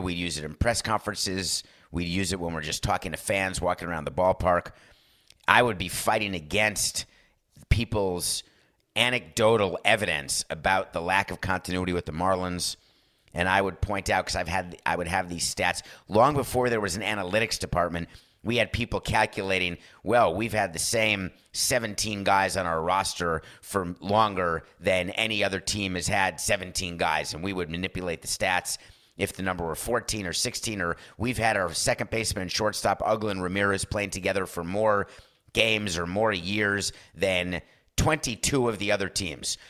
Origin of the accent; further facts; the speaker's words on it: New York, United States; As a New Yorker